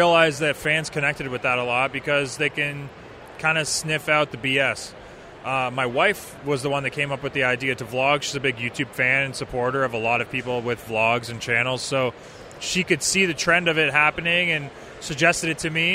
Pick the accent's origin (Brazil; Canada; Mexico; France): Canada; moved away as an adult; now in Michigan, United States; As a Canadian